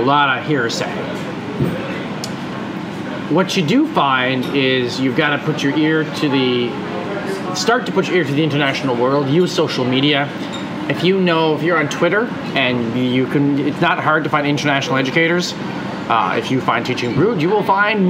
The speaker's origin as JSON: {"language": "English", "country": "Canada", "tie": "born or raised there", "said": "someone like myself who was born and raised in Canada"}